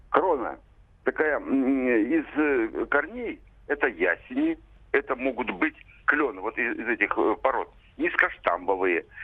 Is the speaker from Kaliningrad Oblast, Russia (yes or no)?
yes; Kaliningrad Oblast, Russia; now in Moscow Oblast, Russia; Я вырос в Калининградской области. Попал я туда в девятилетнем возрасте, в 46 году еще.